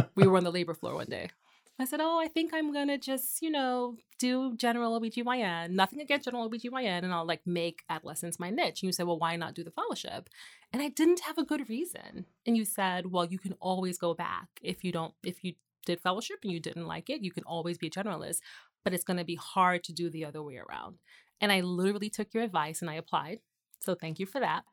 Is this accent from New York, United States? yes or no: yes; New York, United States; also born or lived in Trinidad; I am originally from New York, born in Brooklyn, to a Caribbean family. So, grew up half the time in Brooklyn and Trinidad and then Queens, so I'm a New Yorker through and through